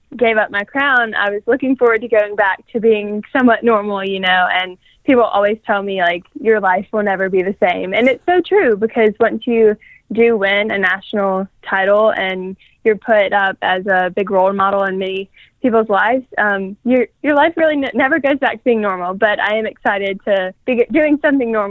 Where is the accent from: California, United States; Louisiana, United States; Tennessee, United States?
Louisiana, United States; now in Baton Rouge, United States; stay in Baton Rouge or around my hometown